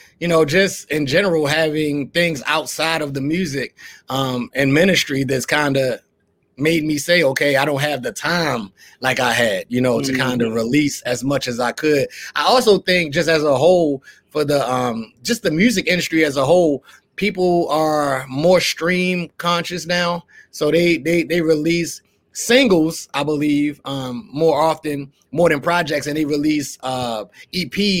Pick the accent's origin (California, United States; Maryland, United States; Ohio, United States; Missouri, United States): Maryland, United States; Baltimore; now in Florida, United States; I'm from Baltimore